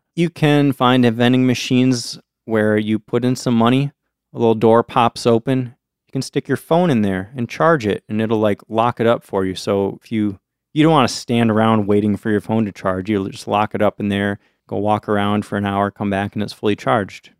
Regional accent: United States; as an American kid

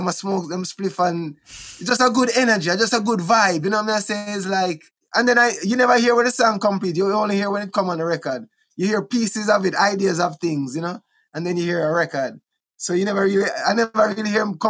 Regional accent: Kingston, Jamaica; also born or lived in Wilmington, Delaware / Bull Bay; Trenchtown, where I was born in Trenchtown. We grew up in a Trenchtown a little bit.

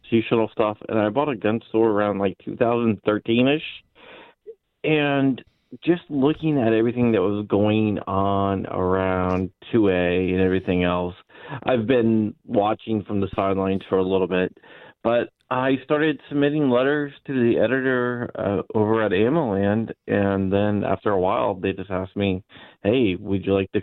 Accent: Arlington, Virginia, United States; I grew up here. I was born in Arlington, Virginia, and I've lived here my whole entire life.

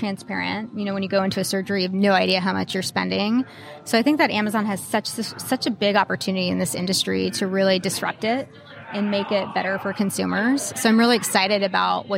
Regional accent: Texas, United States; now in Seattle, United States; I'm a Texan and I would move there back there in a heartbeat

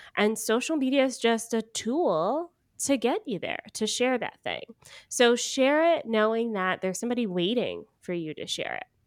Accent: Georgia, United States; moved away; I am from Georgia originally.

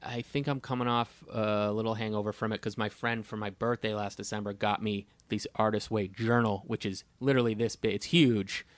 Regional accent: Boston, Massachusetts, United States; I'm from Boston.

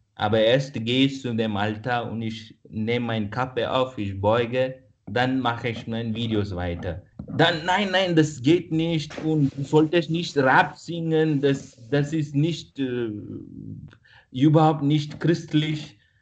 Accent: India; first language Kannada; German is a second language; moved away as an adult; now in Vienna, Austria; dass ich von Indien komme. Jetzt bin ich in Österreich

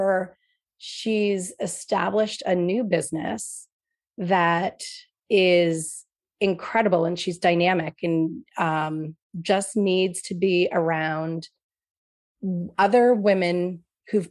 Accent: New York, United States; now in Boston, United States; I grew up in New York

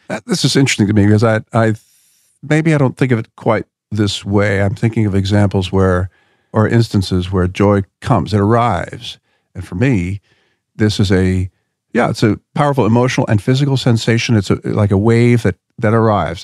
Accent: Philadelphia, Pennsylvania, United States; I grew up in Philadelphia

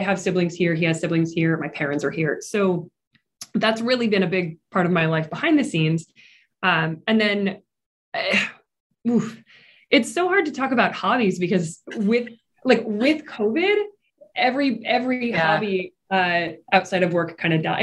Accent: Midwest, United States; moved away as an adult; also born or lived in New York region / Atlanta; I grew up here in the Midwest region

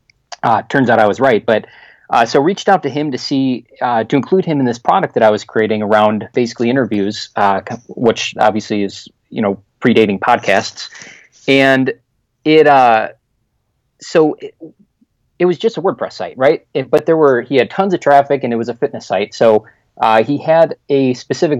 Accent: Chicago, Illinois, United States; moved away as an adult; now in Winter Garden, Florida, United States; I'm born and raised in Chicago

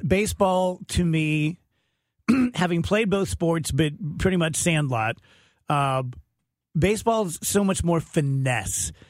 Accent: the East Side, Illinois, United States; also born or lived in St. Louis, Missouri; I grew up over in the East Side. I could be at my house in thirty minutes from here.

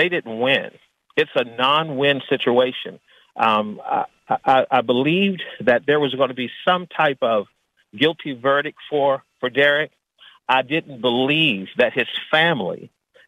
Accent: Washington, District of Columbia, United States; now in Arkansas, United States; born and raised in Washington, D.C., where it was mostly African-American

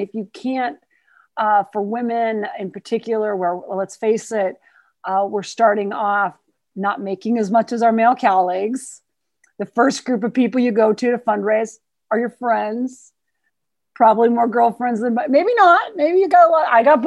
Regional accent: Montana, United States; I'm from Montana

